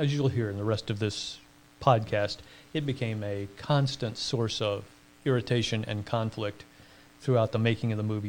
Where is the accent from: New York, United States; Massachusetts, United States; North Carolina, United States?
North Carolina, United States; Durham; I grew up in North Carolina in Durham.